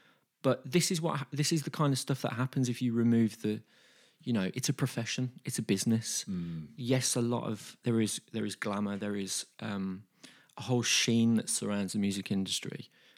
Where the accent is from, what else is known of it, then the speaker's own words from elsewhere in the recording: Birmingham, West Midlands, United Kingdom; as a Brummie, as a music industry professional, and just as a person